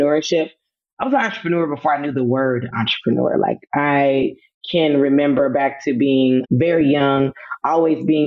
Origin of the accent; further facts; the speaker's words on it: Atlanta, Georgia, United States; also born or lived in Los Angeles, California / Fayetteville, North Carolina; I'm initially from California, from Los Angeles, but I always tell people that I am from Atlanta because that's where I was mostly born and raised